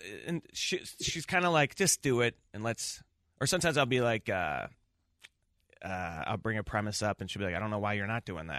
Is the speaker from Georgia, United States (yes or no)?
no; Chicago, Illinois, United States; I'm from the Southside, and I'm still living out there now.